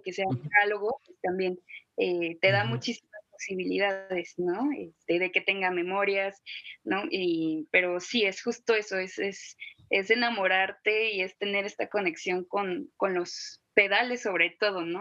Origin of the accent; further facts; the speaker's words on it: Guadalajara, Jalisco, Mexico; yo soy de Guadalajara